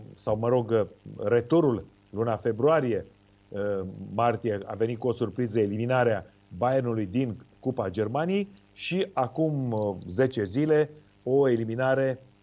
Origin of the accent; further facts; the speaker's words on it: Romania; cum eram noi din România